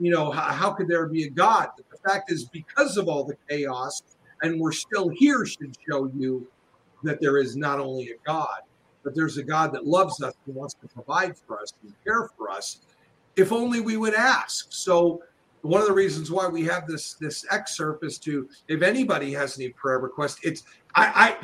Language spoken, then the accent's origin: English; Los Angeles, California, United States; also born or lived in Chicago; now in Tennessee, United States; I was originally from Los Angeles